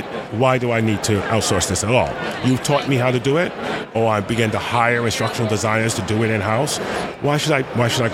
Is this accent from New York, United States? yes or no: yes; New York City, New York, United States; I grew up in the South Bronx